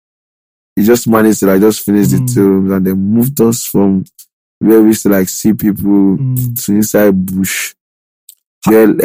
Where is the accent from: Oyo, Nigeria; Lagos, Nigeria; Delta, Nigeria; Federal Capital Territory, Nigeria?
Lagos, Nigeria; moved away; also born or lived in Ekiti State / Ikorodu / Abeokuta / England; I just grew up in one room in Mile 12 with one sister